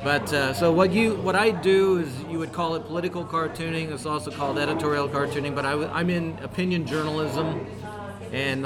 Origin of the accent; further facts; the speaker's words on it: Brownsburg, Indiana, United States; we're in Brownsburg, Indiana tonight. This is my hometown